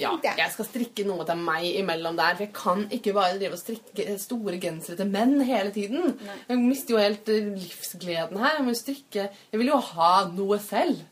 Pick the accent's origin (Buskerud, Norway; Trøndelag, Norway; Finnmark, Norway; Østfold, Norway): Østfold, Norway; Fredrikstad; min hjemby Fredrikstad